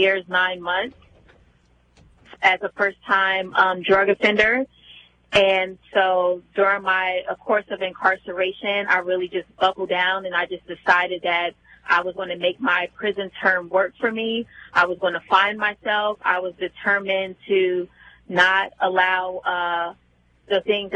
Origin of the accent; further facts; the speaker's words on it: New Jersey, United States; moved away as an adult; also born or lived in New York City; I was born and raised in New Jersey.